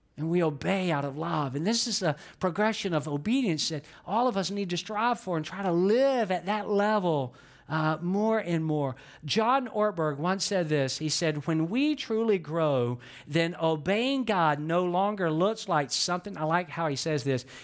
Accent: Georgia, United States; I'm from Georgia, and some of you never dreamed you could hear somebody from Georgia talk this fast

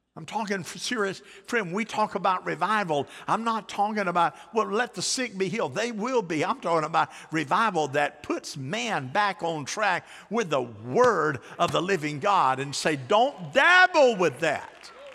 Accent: United States; I'm from Polk County

